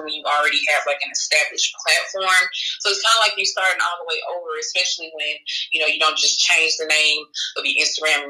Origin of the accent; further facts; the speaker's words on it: Memphis, Tennessee, United States; moved away; Memphis, my hometown where I'm from